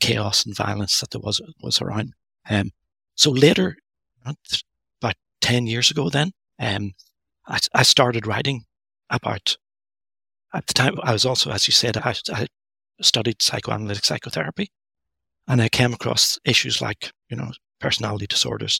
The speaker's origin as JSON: {"language": "English", "region": "Northern Ireland", "country": "United Kingdom", "tie": "born or raised there", "said": "I grew up, I was born in Northern Ireland. I grew up there during the Troubles"}